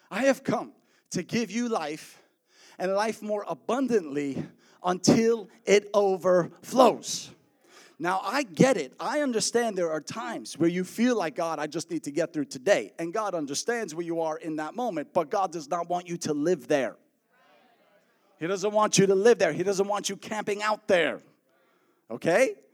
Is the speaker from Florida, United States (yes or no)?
no; New York, United States; I grew up in New York. I was a New Yorker, New Yorker. But look, when you're a New Yorker, you can't talk like this everywhere you travel.